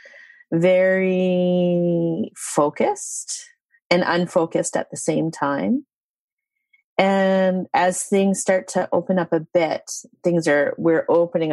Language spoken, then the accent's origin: English; Yukon, Canada; I'm a Tondekwichin citizen. That's my First Nation. I come from the Yukon